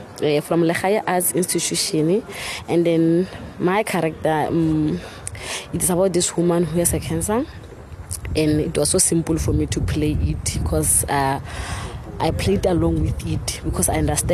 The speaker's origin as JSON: {"language": "English", "town": "Rustenburg", "region": "North West", "country": "South Africa", "said": "I'm from Rustenburg, Northwest."}